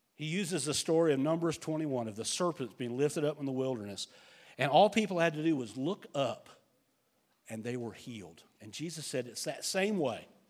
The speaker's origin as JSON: {"language": "English", "country": "United States", "said": "as an American"}